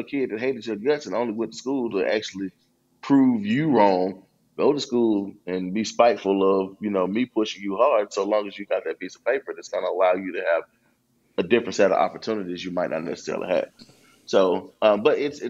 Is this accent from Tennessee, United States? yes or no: yes; Memphis, Tennessee, United States; I'm back here in my hometown in Memphis.